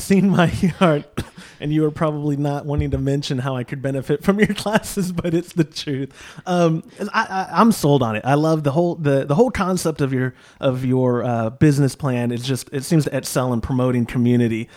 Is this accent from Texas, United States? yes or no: yes; Austin, Texas, United States; I grew up near Marbridge, which is in South Austin